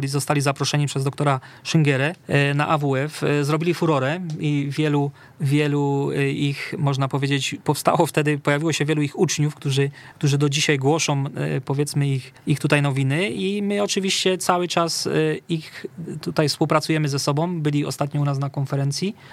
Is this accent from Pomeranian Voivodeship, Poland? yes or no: no; Katowice, Silesian Voivodeship, Poland; u nas w Katowicach na Akademii Młodych